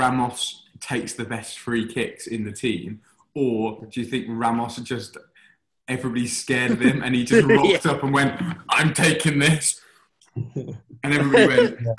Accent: Kidderminster, West Midlands, United Kingdom; Well, I'm from Kidderminster, so I'm basically as good as Rhys Williams.

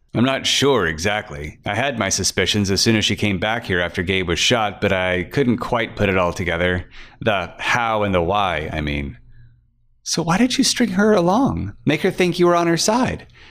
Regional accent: Emporia, Kansas, United States; my hometown of Emporia, Kansas, and Emporia ain't that big.

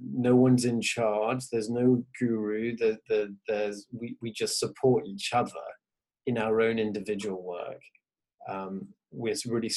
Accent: England, United Kingdom; I'm Venezuelan American, but grew up in England

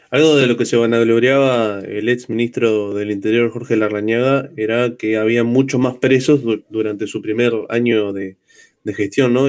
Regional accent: El Pinar, Canelones, Uruguay; soy del Pinar

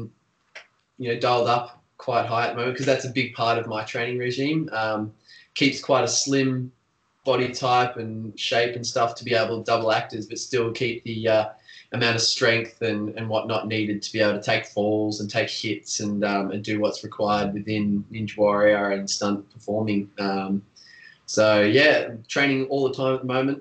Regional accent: Australia; a Australian stunt performer

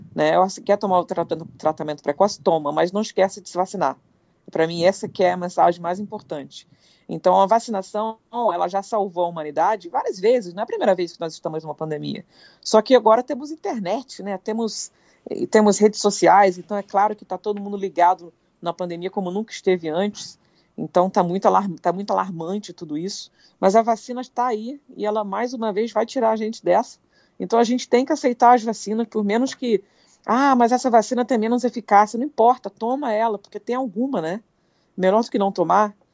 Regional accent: Petrópolis, Rio de Janeiro, Brazil; moved away; eu fui criada em Petrópolis, que é uma serra do Rio de Janeiro.

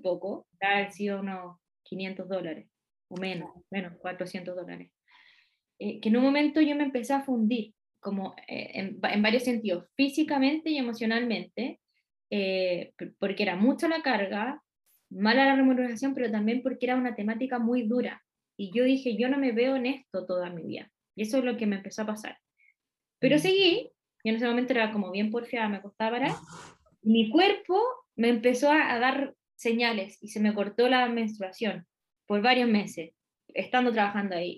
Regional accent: Santiago, Santiago Metropolitan Region, Chile; moved away as an adult; also born or lived in Curicó; yo soy de Santiago

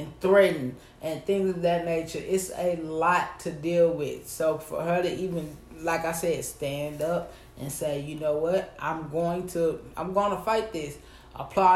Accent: the South, United States; I'm from the South.

